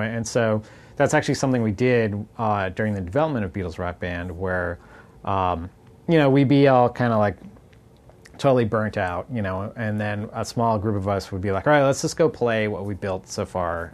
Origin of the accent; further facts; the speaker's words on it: Boston, Massachusetts, United States; growing up in Boston.